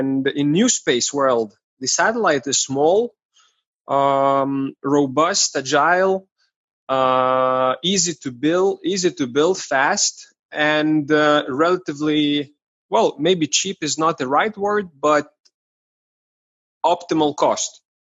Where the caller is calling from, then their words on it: Vilnius, Vilnius County, Lithuania; Today I am in Vilnius, Lithuania.